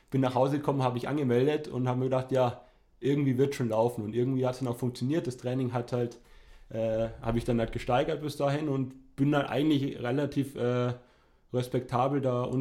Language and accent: German; Ingolstadt, Bavaria, Germany; born there; Jahre alt, äh, gebürtiger Ingolstädter.